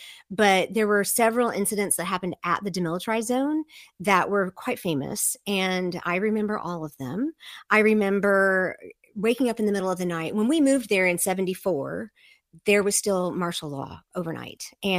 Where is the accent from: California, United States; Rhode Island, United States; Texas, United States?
Texas, United States; also born or lived in Seoul, South Korea; now in Virginia, United States; Yeah, I grew up as a Texan. I grew up overseas, but I was a Texan from the day I was born until I spent most of my life in Virginia. So I'm over on the East Coast now.